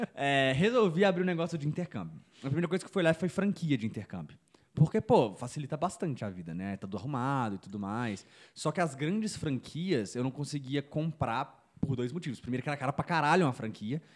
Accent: Belo Horizonte, Minas Gerais, Brazil; Eu sou de Belo Horizonte

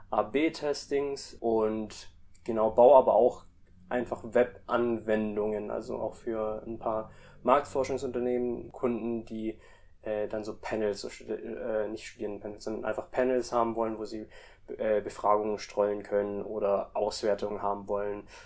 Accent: Indonesia; Also ich bin auch in Indonesien eigentlich auch mit aufgewachsen. Also meine Mom kommt aus Indonesien und mein Dad kommt aus Deutschland und dementsprechend hatte ich schon immer auch einen Draht irgendwie nach Indonesien.

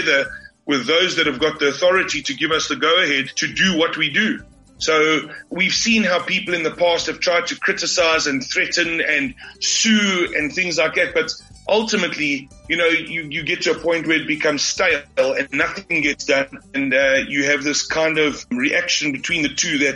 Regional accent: Johannesburg, Gauteng, South Africa; now in Margate, South Africa; I grew up in Johannesburg. I moved there when I was 10 years old

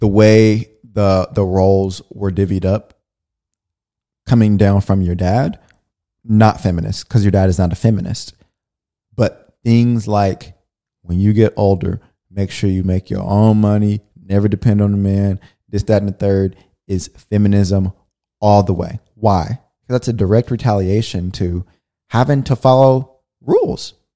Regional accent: California, United States; we grew up in California

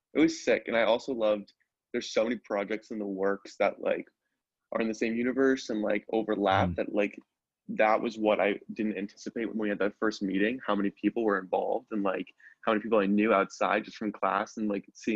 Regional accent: Norwalk, Connecticut, United States; moved away; I'm from Norwalk, Connecticut

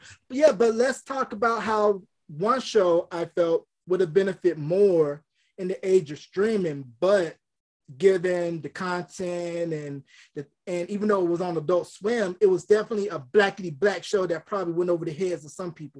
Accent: Winston-Salem, North Carolina, United States; I'm from Winston-Salem, North Carolina.

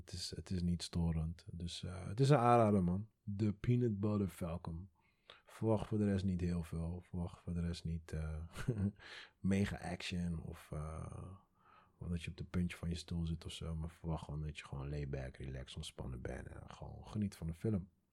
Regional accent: Curaçao; now in Netherlands; ik kom uit Curaçao.

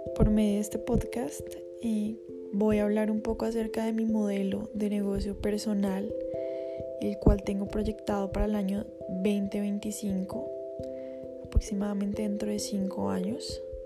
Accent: Bogotá, Colombia; Vivo con mi familia, soy de Bogotá, Colombia.

